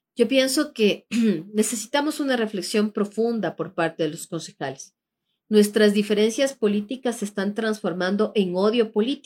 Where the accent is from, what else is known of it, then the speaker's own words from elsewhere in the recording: Quito, Pichincha, Ecuador; somos del sur de Quito